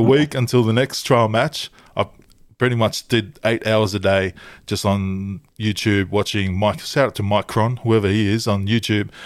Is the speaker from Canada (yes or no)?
no; Tonga